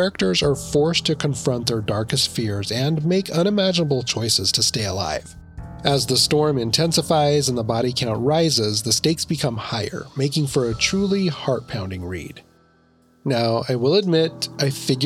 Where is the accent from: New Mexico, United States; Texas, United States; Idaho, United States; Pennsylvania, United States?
Idaho, United States; I grew up in Idaho, and we would go snowmobiling